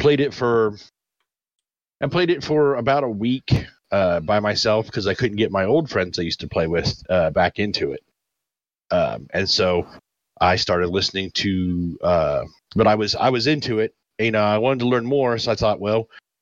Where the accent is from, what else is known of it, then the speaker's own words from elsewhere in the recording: United States; I'm American